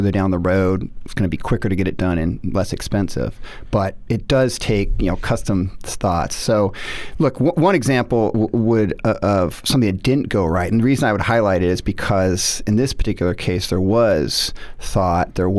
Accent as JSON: {"language": "English", "town": "Seattle", "region": "Washington", "country": "United States", "tie": "born or raised there", "also_born_or_lived": "Notre Dame, Indiana", "moved": "as an adult", "said": "I grew up in Seattle, went to Notre Dame undergraduate"}